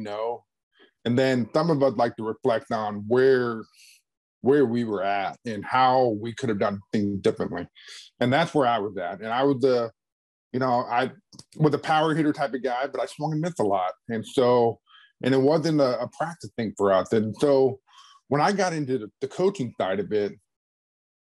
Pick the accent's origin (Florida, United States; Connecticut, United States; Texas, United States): Florida, United States; Clearwater; moved away as an adult; also born or lived in Oklahoma; I grew up in Clearwater, Florida